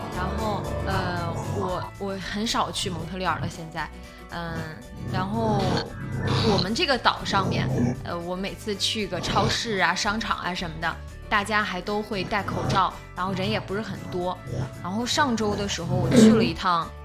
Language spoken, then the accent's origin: Chinese; Northeast China, China; accent: Northeastern (Dongbei); also born or lived in Tianjin; 我现在东北口音太重了